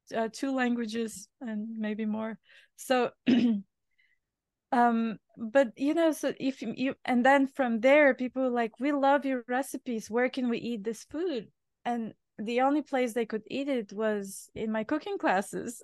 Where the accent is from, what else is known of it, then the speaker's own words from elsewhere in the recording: Bulgaria; English is a second language; moved away as an adult; now in New York, United States; I was born in Bulgaria, uh, back in communist time.